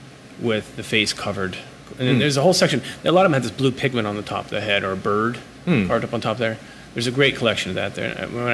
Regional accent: Ohio, United States; Oh, yeah, from Ohio. So I had no connection at all to real art.

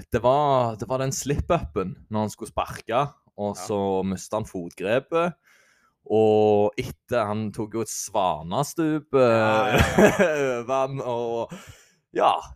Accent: Jæren, Rogaland, Norway; accent: Jæren dialect

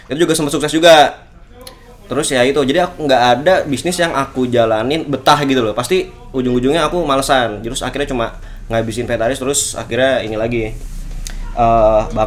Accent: Jakarta, Indonesia; now in Yogyakarta, Indonesia; aku anak rantau kan aku dari Jakarta jadi di Jogja nih lepas orang tua

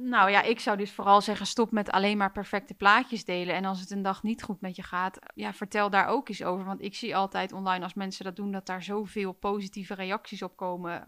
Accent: Utrecht, Netherlands; ik kom ook uit Utrecht

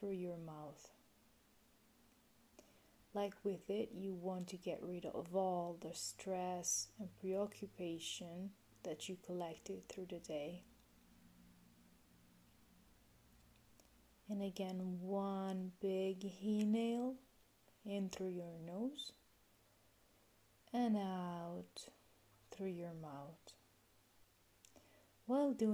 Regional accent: Italy; English is a second language; moved away; I'm originally from Italy, in case you were already wondering about my accent

